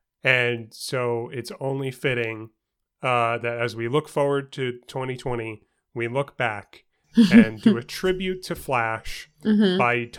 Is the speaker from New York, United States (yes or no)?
yes; New York City, New York, United States; where I grew up in New York City with mm-hmm. my parents in Queens.